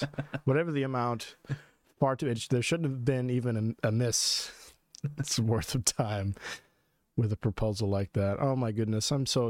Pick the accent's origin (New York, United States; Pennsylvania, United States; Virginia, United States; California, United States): Virginia, United States; Stafford; and we're in Stafford now. This is my home town. I wasn't born here, no, but I've been in Stafford, or like the surrounding, like Triangle area, for I don't know, since I was like 3 or 4, something like that. So definitely raised here.